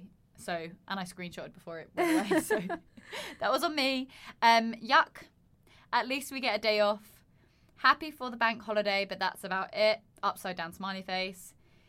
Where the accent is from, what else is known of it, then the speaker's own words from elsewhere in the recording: Surrey, South East England, United Kingdom; my home is Surrey, if you didn't know. I'm from Dan's Earth, if you wouldn't know.